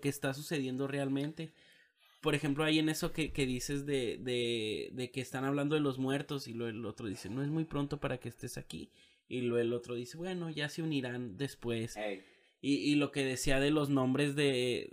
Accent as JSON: {"language": "Spanish", "country": "Mexico", "said": "somos mexicanos"}